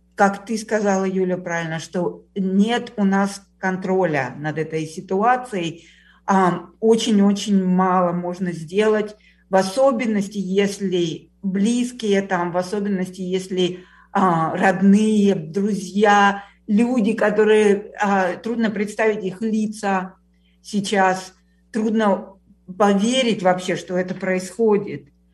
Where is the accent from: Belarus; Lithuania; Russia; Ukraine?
Ukraine; Kyiv; moved away; я из Киева